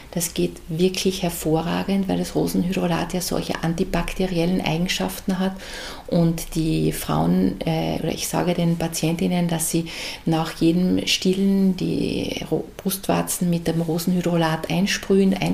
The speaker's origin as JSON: {"language": "German", "region": "Carinthia", "country": "Austria", "moved": "as an adult", "lives_now": "Graz, Austria", "said": "Als Wahlärztin bin ich als Kärntnerin nach Graz gekommen"}